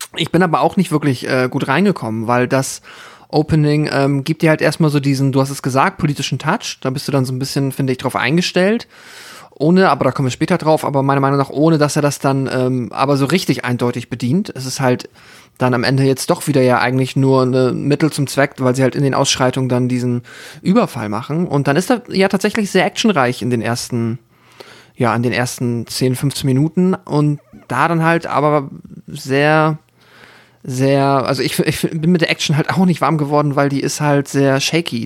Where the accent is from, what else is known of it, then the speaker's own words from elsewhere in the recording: Germany; ich komme aus dem Dorf auch so und bei Hamburg, Hamburg Speckgürtel